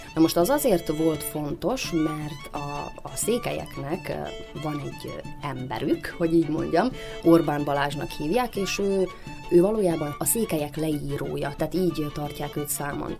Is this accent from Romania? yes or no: no; Banat, Vojvodina, Serbia; én a Bánátban nőttem föl